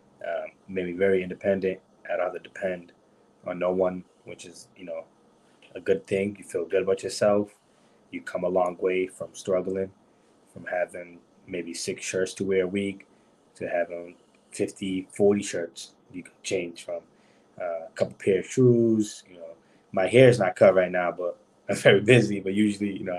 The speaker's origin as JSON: {"language": "English", "town": "Brockton", "region": "Massachusetts", "country": "United States", "tie": "born or raised there", "also_born_or_lived": "New Bedford", "said": "I was born and raised in Broxton."}